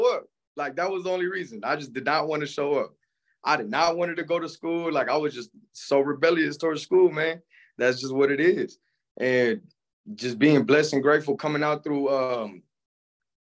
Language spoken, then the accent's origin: English; Palmdale, California, United States; also born or lived in San Fernando, California; I was born in San Fernando, California. Up to 5 years old, I moved out to Palmdale, California. Basically, man, grew up in Palmdale, California, basically my whole life